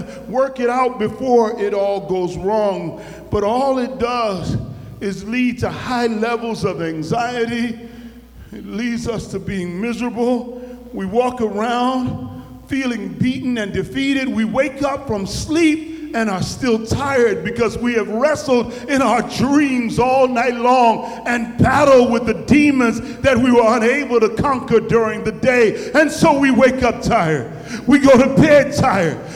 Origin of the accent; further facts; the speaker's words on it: New Haven, Connecticut, United States; I grew up in New Haven in the Ashman Street Projects